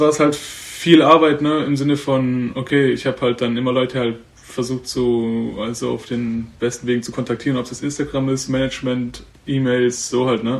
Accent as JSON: {"language": "German", "town": "Sonnenbühl", "region": "Baden-Württemberg", "country": "Germany", "tie": "born or raised there", "moved": "yes", "lives_now": "Berlin, Germany", "said": "liebe Grüße an die Heimat, ich bin aus Sonnenbühl"}